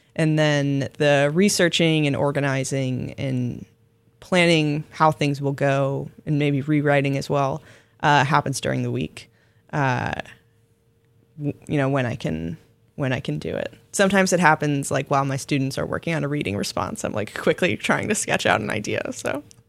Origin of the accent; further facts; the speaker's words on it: Florida, United States; my home state of Florida